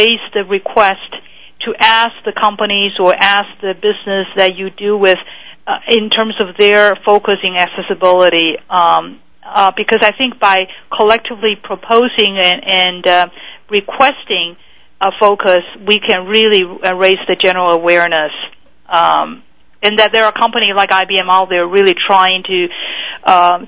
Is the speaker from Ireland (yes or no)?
no; Taiwan; moved away as an adult; now in United States; I was born in Taiwan, and so I came to this country when I was 19